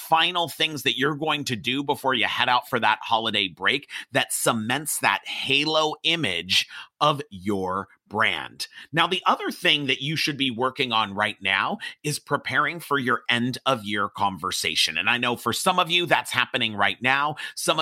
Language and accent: English; Los Angeles, California, United States; I grew up in Hollywood